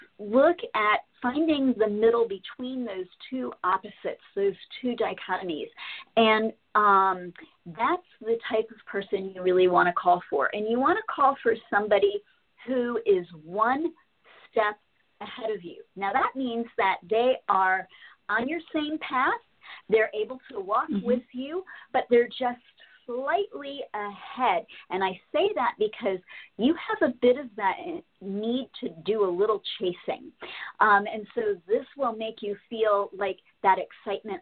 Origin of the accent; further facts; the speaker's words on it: Miami-Fort Lauderdale area, Florida, United States; I was raised in the Miami-Fort Lauderdale area